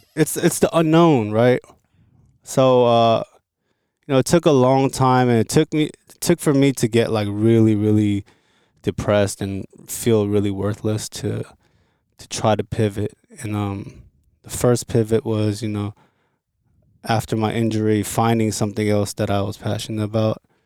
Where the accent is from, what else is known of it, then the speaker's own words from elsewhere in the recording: Los Angeles, California, United States; also born or lived in Seoul, South Korea; I grew up in L